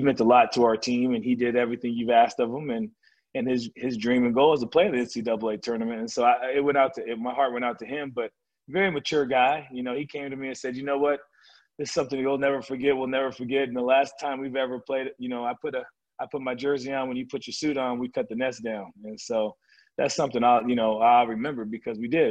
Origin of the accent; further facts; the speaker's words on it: California, United States; I grew up in California